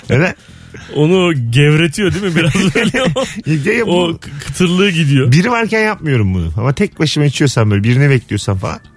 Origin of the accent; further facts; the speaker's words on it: Ankara, Turkey; Yok ben de Ankaralıyım abi.